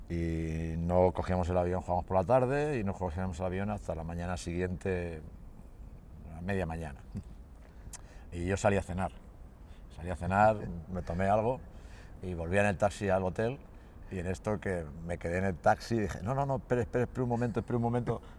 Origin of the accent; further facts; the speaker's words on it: Castilla-La Mancha, Spain; moved away; also born or lived in Manresa / Gijón; yo soy manchego, eh, soy manchego y me adapté rápidamente y no, viví muy bien y yo siempre lo digo, yo viví en el core de la Cataluña Central